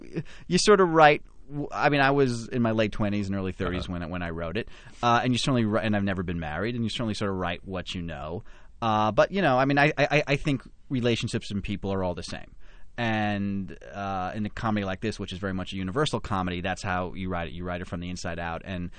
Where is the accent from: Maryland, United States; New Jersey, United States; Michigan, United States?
New Jersey, United States; I grew up in New Jersey and always loved theater and was exposed to musicals and plays at a very young age.